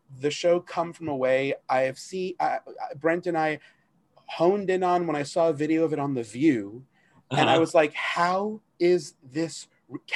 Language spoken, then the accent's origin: English; Long Island, New York, United States; moved away; I grew up in Long Island, so I was a lot closer to the city